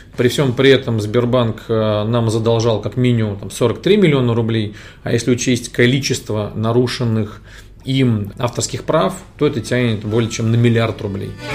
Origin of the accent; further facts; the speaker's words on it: Moscow, Russia; Я родился в Москве